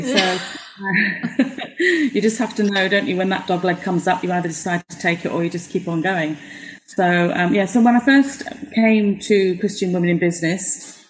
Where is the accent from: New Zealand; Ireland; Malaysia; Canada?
Malaysia; born there; I was born in Malaya, so I speak the Queen's English, darling.